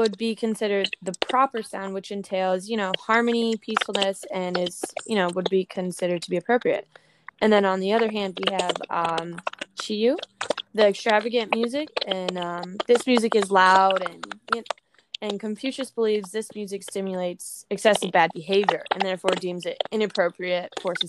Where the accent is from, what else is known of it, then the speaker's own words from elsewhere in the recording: Staten Island, New York, United States; I'm from Staten Island, New York.